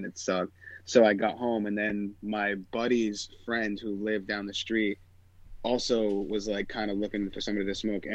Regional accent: Rhode Island, United States; I'm from Rhode Island, a beach town

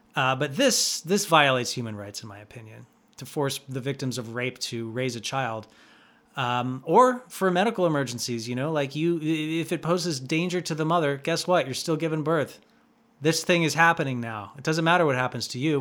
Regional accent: California, United States; I love my own state

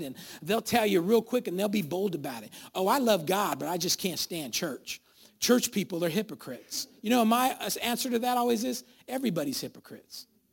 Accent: Sacramento, California, United States; I was born over there on San Roque and I was, I lived there my whole life

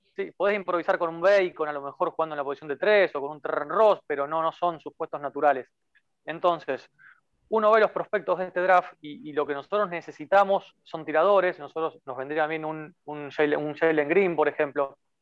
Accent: Rosario, Santa Fe, Argentina; yo soy de Rosario, ciudad mm. natal de Messi.

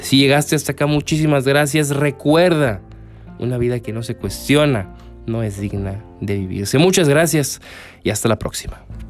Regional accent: Mexico; como mexicano

